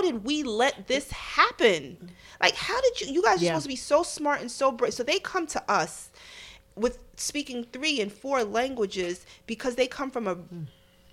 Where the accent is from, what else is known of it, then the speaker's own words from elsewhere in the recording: New Jersey, United States; now in New York City, United States; I'm an American. I have a Muslim name, but I was born in Jersey